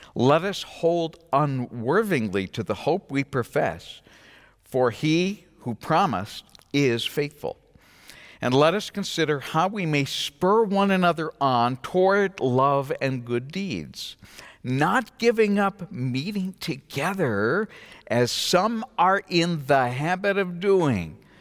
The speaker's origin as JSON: {"language": "English", "region": "New England", "country": "United States", "tie": "born or raised there", "moved": "yes", "said": "I come from New England"}